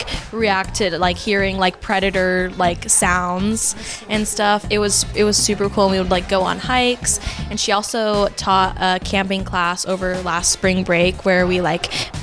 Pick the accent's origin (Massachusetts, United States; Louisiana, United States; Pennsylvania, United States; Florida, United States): Florida, United States; South; I'm from South Florida